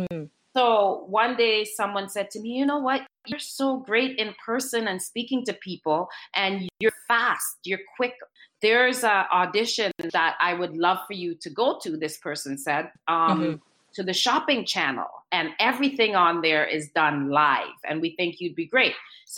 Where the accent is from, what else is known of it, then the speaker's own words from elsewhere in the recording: Trinidad & Tobago; now in Canada; I'm from Trinidad